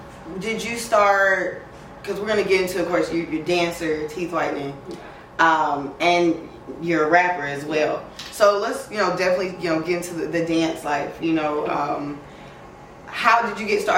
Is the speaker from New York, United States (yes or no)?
no; Atlanta, Georgia, United States; being from Atlanta, I'm sure there is a difference growing up in Baton Rouge.